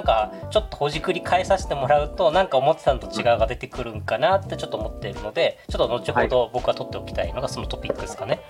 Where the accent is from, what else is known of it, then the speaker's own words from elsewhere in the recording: Okinawa, Japan; 僕は沖縄出身